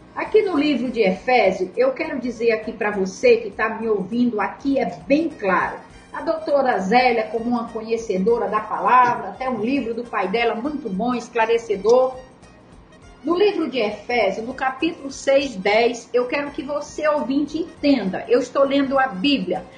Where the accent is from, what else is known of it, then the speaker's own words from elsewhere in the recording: Ceará, Brazil; Nós somos do Cearense, da terra, da terra onde não chove e o mato é verde